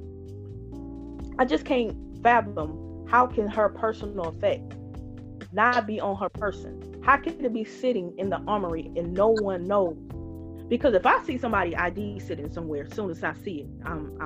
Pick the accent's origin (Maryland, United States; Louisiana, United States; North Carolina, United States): Louisiana, United States; Northeast; you asked me where I'm from originally, and I told you Louisiana, Northeast